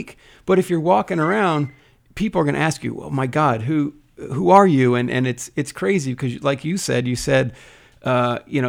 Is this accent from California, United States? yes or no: no; New Jersey, United States; I'm from Jersey